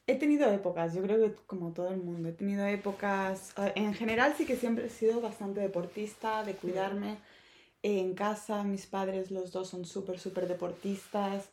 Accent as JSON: {"language": "Spanish", "town": "Barcelona", "region": "Catalonia", "country": "Spain", "moved": "as an adult", "lives_now": "Madrid, Spain", "said": "soy de Barcelona, me acabo de mudar hace eh, nada a, Madrid."}